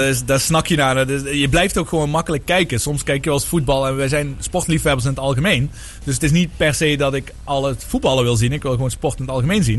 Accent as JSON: {"language": "Dutch", "country": "Netherlands", "said": "als Nederlanders"}